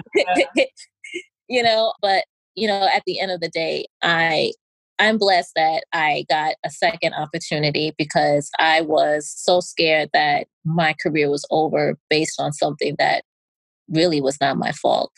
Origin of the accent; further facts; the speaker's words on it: New York, United States; I'm from New York